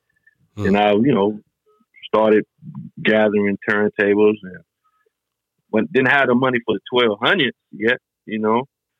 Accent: Burlington, North Carolina, United States; also born or lived in Detroit, Michigan; I was born in Detroit, Michigan, but I was raised in Burlington, North Carolina.

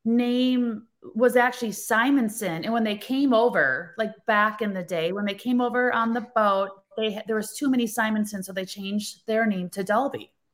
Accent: Holmen, Wisconsin, United States; moved away as an adult; now in Scottsdale, United States; born and raised in a little town in the middle of Wisconsin, in the middle of the Midwest, called Holman. So I grew up in a town of 2,000 people.

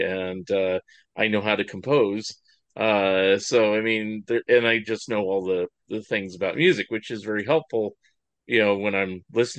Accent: California, United States; growing up in California during the 70s and 80s

